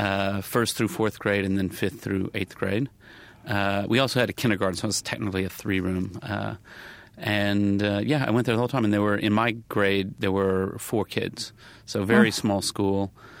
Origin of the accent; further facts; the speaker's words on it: the South, United States; certainly growing up in the South, my parents are very, very nice people